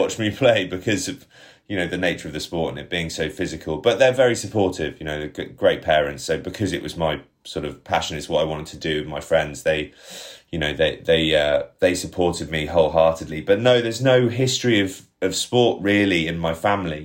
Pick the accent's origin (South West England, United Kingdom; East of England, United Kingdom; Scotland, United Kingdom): South West England, United Kingdom; Bath; signed for Bath after I left school, which was obviously a childhood, childhood dream of mine, my hometown club.